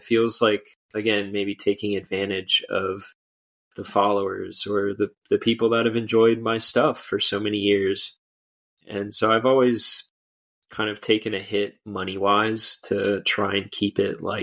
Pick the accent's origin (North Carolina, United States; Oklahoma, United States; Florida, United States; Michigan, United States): Florida, United States; I'm from Florida.